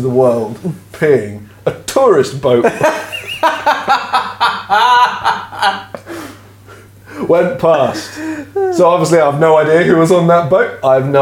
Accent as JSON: {"language": "English", "country": "United Kingdom", "said": "we're British"}